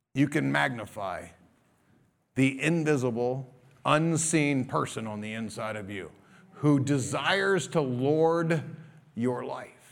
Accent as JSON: {"language": "English", "country": "United States", "said": "as American Christians"}